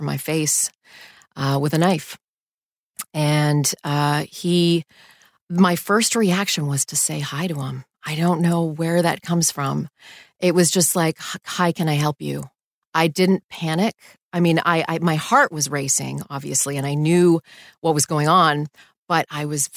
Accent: Canada; moved away as an adult; also born or lived in Houston / New York City; I grew up in Canada, and we didn't ever have issues of home invasions in Canada

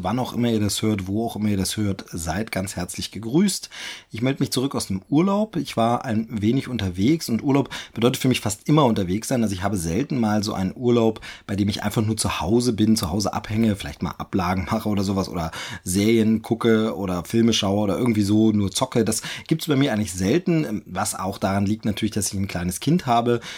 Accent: eastern Germany, Germany; moved away as an adult; ich ja aus meiner Heimat weggezogen bin, äh, aus dem Osten Deutschlands hier äh, in den Süden gezogen bin

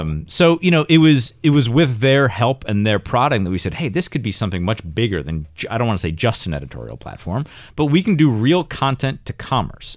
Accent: Rochester, New York, United States; I'm from Rochester, which is not anywhere near Westchester

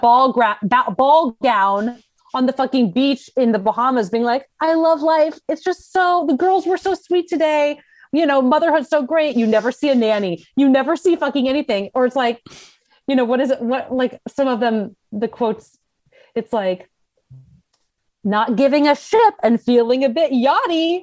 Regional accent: Scottsdale, Arizona, United States; moved away as an adult; also born or lived in Los Angeles / San Diego; I grew up in Scottsdale, Arizona

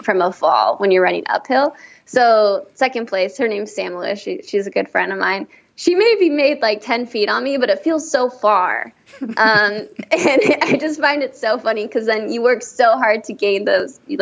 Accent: Downey, California, United States; growing up in Downey, like our soccer fields, like tacos and quesadillas and beans and rice were like the go-to thing in between soccer games

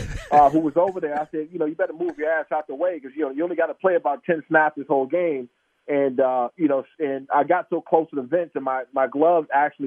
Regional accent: East Coast, United States; I grew up on the East Coast

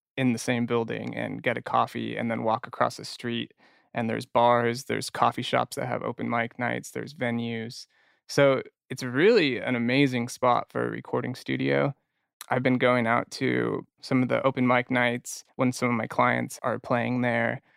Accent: Orange County, California, United States; I grew up in Orange County.

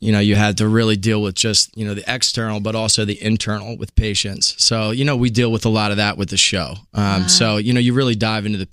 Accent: outside of Philadelphia, Pennsylvania, United States; moved away as an adult; now in New York City, United States; I grew up outside of Philadelphia. Philadelphia has my heart

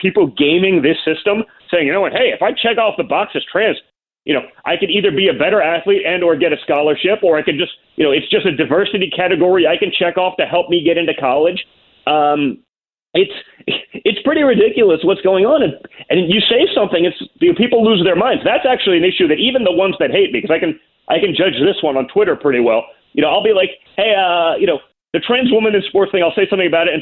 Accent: New York, United States; I grew up in New York

